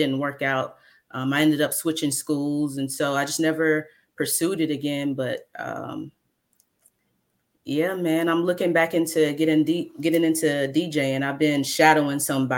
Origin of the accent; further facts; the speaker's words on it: Mobile, Alabama, United States; I'm from Mobile, Alabama